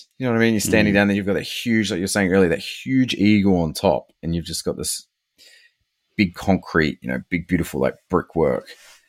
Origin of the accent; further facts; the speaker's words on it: United Kingdom; I've got a British passport, mate. I'm British.